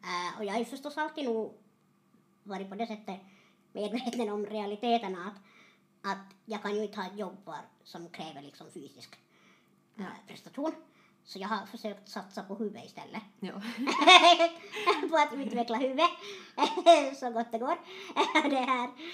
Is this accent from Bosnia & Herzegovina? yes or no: no; Terjärv, Ostrobothnia, Finland; jag är hemma från Terjärv. Mm. Uppvuxen i en tvåspråkig familj